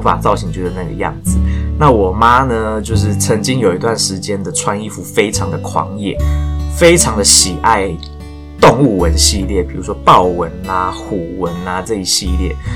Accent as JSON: {"language": "Chinese", "region": "Taichung", "country": "Taiwan", "tie": "born or raised there", "moved": "as an adult", "said": "我台中的一间都没有填"}